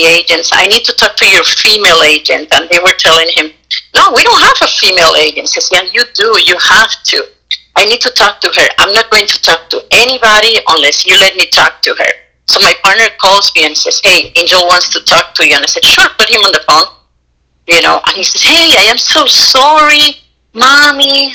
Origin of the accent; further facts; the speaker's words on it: Puerto Rico; accent: Puerto Rican; I'm Puerto Rican and my accent is so strong